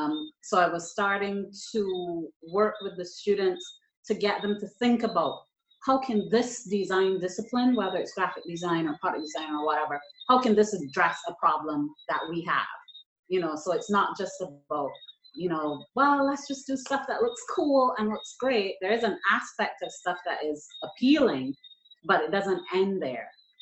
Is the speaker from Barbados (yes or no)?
yes; Barbados; I'm from Barbados.